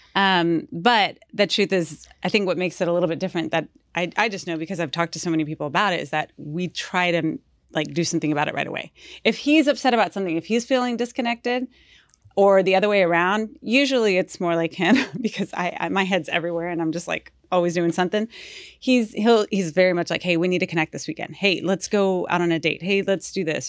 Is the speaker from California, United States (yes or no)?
no; Houston, Texas, United States; half Colombian, half Mexican, but I was born in Houston